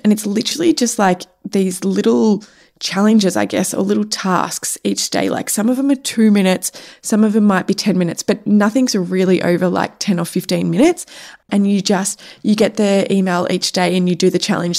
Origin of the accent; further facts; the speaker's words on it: Cape Paterson, Victoria, Australia; Cape Patterson, which is my hometown